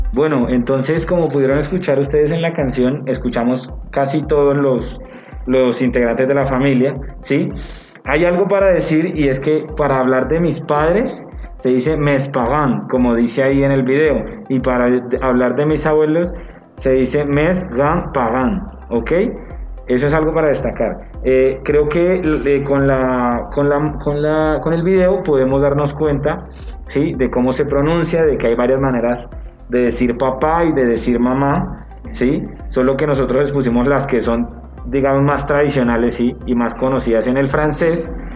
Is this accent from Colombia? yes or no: yes; Neiva, Huila, Colombia; moved away; Vengo de Neiva, ¿sí? Eh, es como, la, como para decir mi ciudad de origen